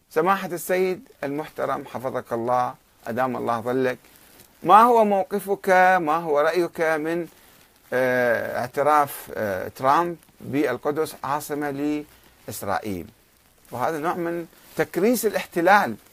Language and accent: Arabic; Karbala, Karbala Governorate, Iraq; أنا إنسان ابن كربلاء وبالتالي ابن النجف وابن العراق